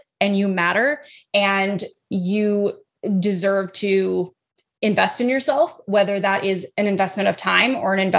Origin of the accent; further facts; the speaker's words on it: Midwest, United States; I'm from the Midwest.